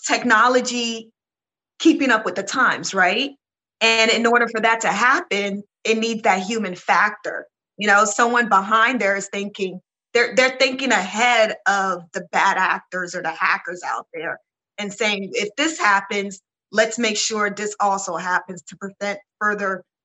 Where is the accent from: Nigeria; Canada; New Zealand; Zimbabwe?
Nigeria; I'm Nigerian